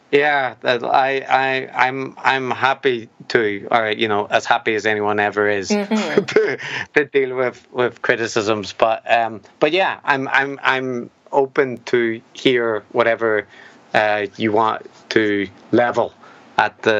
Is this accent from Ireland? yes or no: yes; Ireland; plus I'm Irish, so I get uh, you know the, there's there's like a degree of charity that the Irish people get throughout their their lives just because of being Irish that.